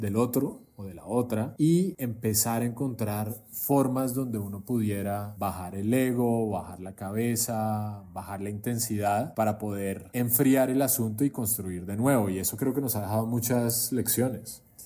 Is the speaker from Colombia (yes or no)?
yes; Colombia; moved away; also born or lived in Cartagena / Miami; Yo salí de Colombia hace como 15 años